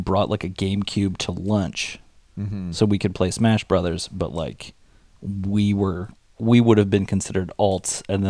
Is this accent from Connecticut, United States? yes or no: yes; Connecticut, United States; I'm from Connecticut.